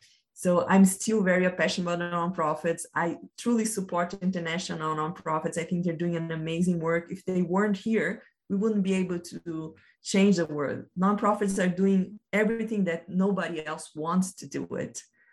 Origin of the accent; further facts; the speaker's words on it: Brazil; English is a second language; now in United States; I came from Brazil, stayed 6 years here in the United States, and my next journey will be in Australia.